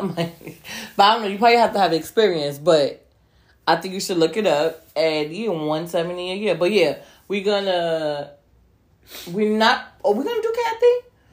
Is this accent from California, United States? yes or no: no; New York City, New York, United States; as a New Yorker